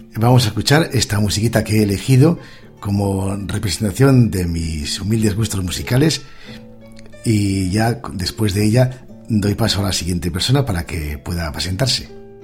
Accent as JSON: {"language": "Spanish", "region": "Asturias", "country": "Spain", "also_born_or_lived": "Pontevedra", "moved": "yes", "said": "yo sido de Asturias"}